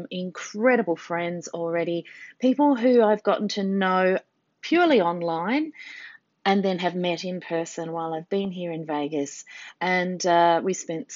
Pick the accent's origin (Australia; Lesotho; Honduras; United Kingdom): Australia; I said, "Australia."